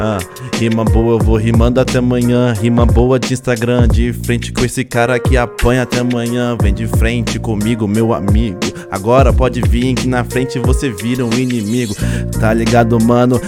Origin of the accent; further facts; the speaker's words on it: São Paulo, Brazil; eu sou paulista